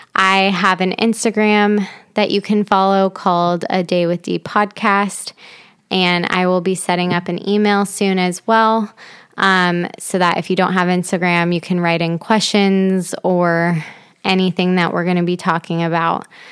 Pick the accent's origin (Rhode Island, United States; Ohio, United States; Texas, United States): Ohio, United States; Dayton; I am originally from Dayton, Ohio